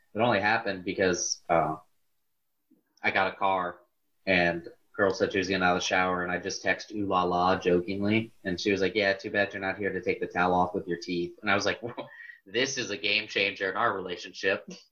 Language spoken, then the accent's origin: English; Garrettsville, Ohio, United States; growing up in Garrettsville